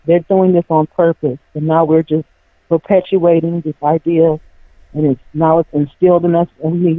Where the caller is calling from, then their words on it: Cleveland, Ohio, United States; I'm from Cleveland, Ohio.